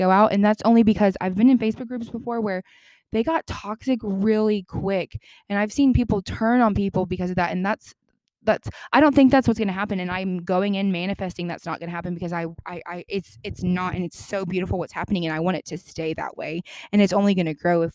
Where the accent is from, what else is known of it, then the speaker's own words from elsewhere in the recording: the Bible Belt, United States; I'm from the Bible Belt